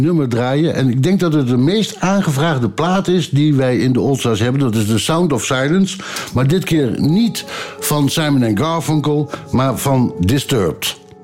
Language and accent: Dutch; Ommen, Overijssel, Netherlands; moved away; ik kom uit Ommen namelijk, van origine